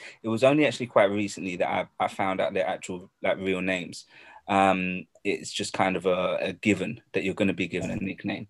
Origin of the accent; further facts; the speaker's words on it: London, United Kingdom; I'm from London, you know. But, my roots is that, my mum is Singaporean. I'm not sure about my father. But I'm from London.